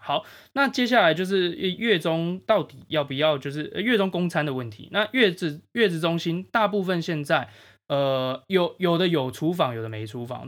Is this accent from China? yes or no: no; Changhua County, Taiwan; now in Taipei, Taiwan; 我家乡彰化